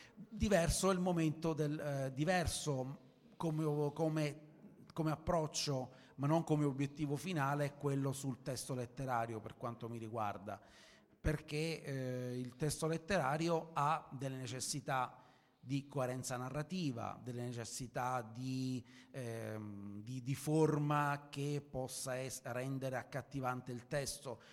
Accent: Sicily, Italy; io sono siciliano e sono abituato ai suc, sono abituato ai mercati, ai mercati confusionari

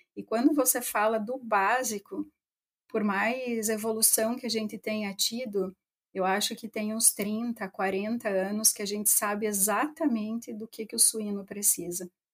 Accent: interior of Rio Grande do Sul, Brazil; also born or lived in Santa Maria; eu cresci no interior do Rio Grande do Sul, né? Eu sou de Itapera, e mais especificamente da linha São Pedro

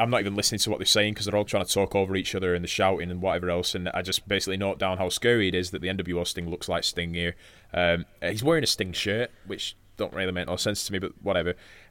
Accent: United Kingdom; we're just British.

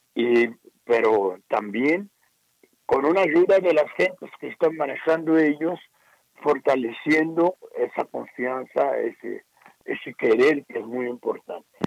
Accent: Brazil; Spanish is a second language; moved away as an adult; now in Mexico

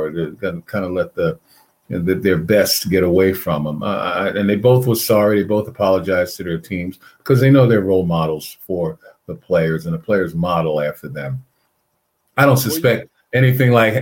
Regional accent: New York City, New York, United States; also born or lived in Boston; my hometown, Brooklyn, New York

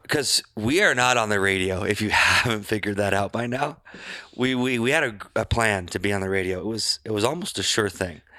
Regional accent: Glenwood, United States; my hometown

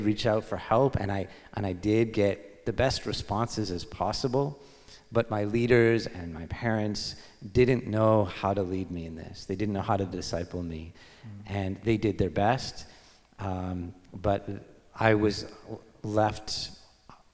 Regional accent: Victoria, British Columbia, Canada; I was born in Victoria, BC on Vancouver Island.

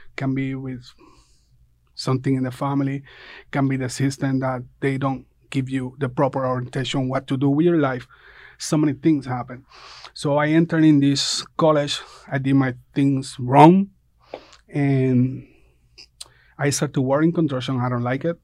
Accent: Puerto Rico; moved away as an adult; now in Statesboro, United States; I come from Puerto Rico. I come, like, five years ago.

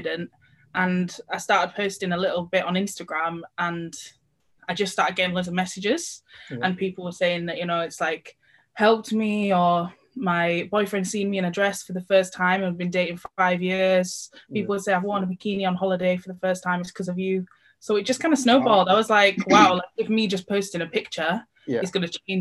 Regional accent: Yorkshire and the Humber, United Kingdom; I'm white British and I'm from Yorkshire

